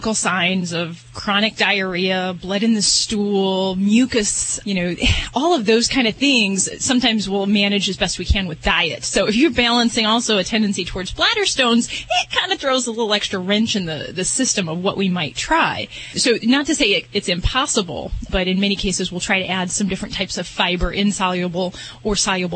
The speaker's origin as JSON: {"language": "English", "region": "Indiana", "country": "United States", "moved": "yes", "said": "From my old neck in the woods. Well, Indiana"}